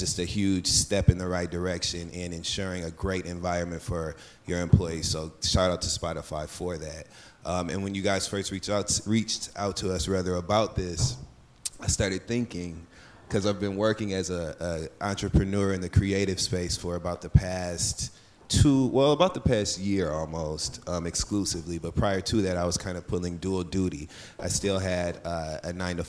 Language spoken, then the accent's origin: English; Flint, Michigan, United States; I'm from the Midwest, I'm from Flint, Michigan